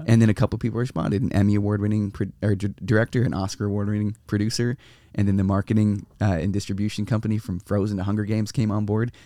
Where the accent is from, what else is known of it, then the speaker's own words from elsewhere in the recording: San Diego, California, United States; San Diego. So I grew up here